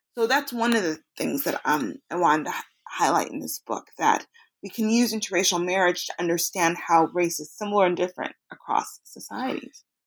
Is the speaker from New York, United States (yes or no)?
no; Chicago, Illinois, United States; I was raised in, in Chicago, Illinois